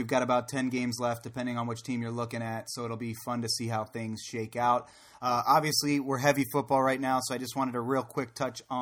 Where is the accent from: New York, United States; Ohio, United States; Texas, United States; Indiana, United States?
Ohio, United States; Boardman; I'm just graduating from Boardman High School. in Northeast Ohio